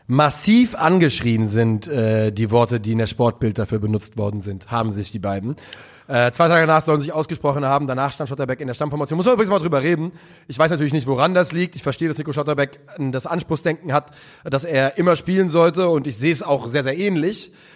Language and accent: German; Rhine area, Germany; ich bin ja auch am Rhein aufgewachsen